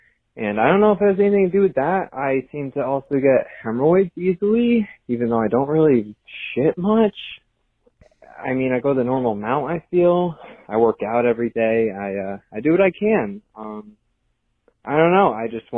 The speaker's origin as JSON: {"language": "English", "region": "Connecticut", "country": "United States", "said": "I'm 23. I'm from Connecticut."}